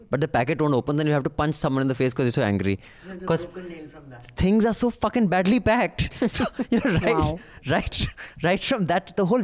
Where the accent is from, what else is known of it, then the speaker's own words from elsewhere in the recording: Mumbai, Maharashtra, India; I grew up in Bombay and graduated from school in 2005.